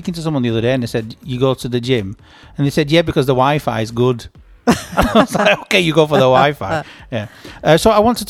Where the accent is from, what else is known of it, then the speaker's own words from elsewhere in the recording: United States; I'm American.